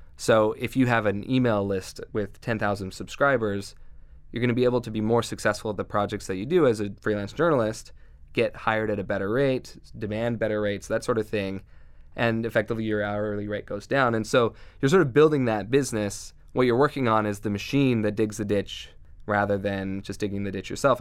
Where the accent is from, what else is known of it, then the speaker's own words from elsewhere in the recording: Southeast Idaho, United States; I grew up in Southeast Idaho where there was not a whole lot of internet